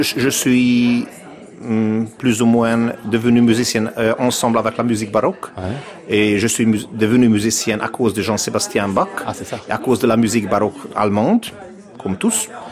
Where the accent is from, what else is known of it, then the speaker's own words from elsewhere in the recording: Budapest, Hungary; French is a second language; je suis né à Budapest en 1970. Et j'ai étudié là, à Budapest, euh, dans des écoles